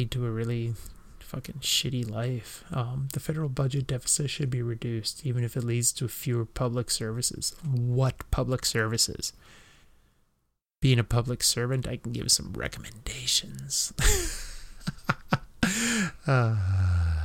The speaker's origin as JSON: {"language": "English", "region": "Western Canada", "country": "Canada", "said": "I'm from the West"}